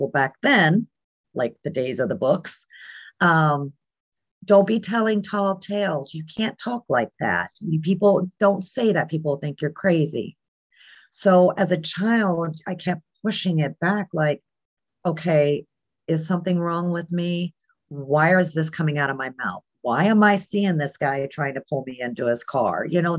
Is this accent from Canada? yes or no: no; Germany; I was growing up in Germany. Dad was military.